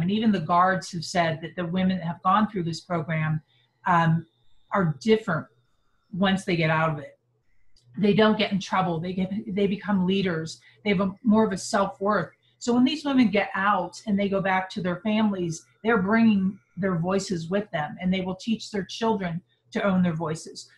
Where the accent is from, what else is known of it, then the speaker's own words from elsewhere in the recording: Pittsburgh, Pennsylvania, United States; moved away as an adult; now in Salt Lake City, United States; I was brought up on the East Coast in Pittsburgh, Pennsylvania